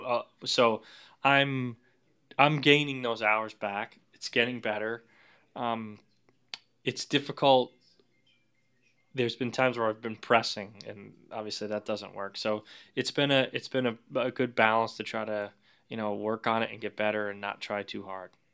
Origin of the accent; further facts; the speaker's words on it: Vermont, United States; moved away; I grew up in Vermont